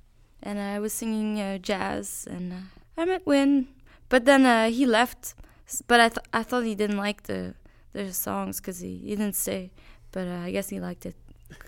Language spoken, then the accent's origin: English; Quebec, Canada; Well, yeah, like I grew up in Quebec, and really I didn't know much about Texas.